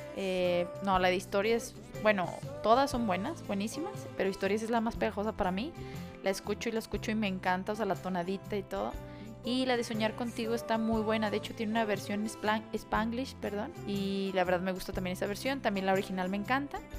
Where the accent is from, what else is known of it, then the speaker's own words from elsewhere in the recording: Aguascalientes, Mexico; somos de Aguascalientes, entonces viajamos de aquí a Monterrey